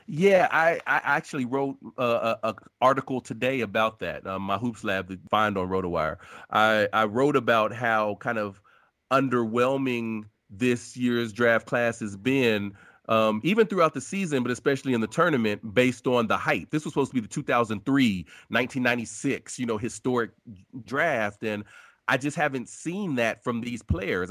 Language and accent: English; Ohio, United States; I'm born and raised in Ohio, um, and I'm, I still live in the Midwest